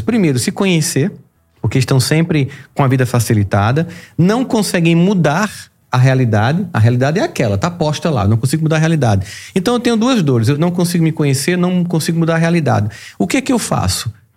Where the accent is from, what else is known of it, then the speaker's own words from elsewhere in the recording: Campina Grande, Paraíba, Brazil; Eu nasci em Campina Grande, Campina Grande é uma cidade fria, mas já foi bem mais fria